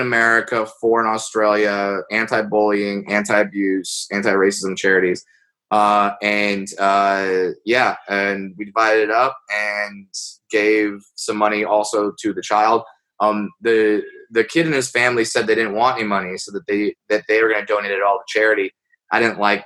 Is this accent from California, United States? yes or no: yes; Southern California, United States; I grew up in Southern California.